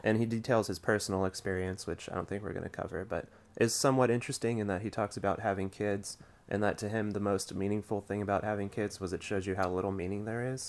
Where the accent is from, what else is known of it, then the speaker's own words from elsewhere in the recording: Rust Belt, United States; I grew up in the Rust Belt